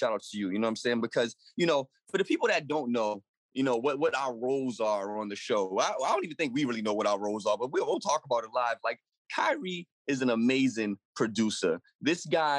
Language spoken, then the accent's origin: English; Boston, Massachusetts, United States; I'm a kid from Dorchester. I grew up in Dorchester, Mass.